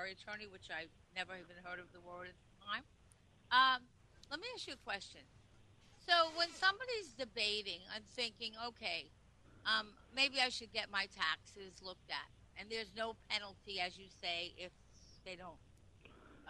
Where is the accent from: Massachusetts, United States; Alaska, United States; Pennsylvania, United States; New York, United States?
New York, United States; Nassau County; I grew up in Nassau County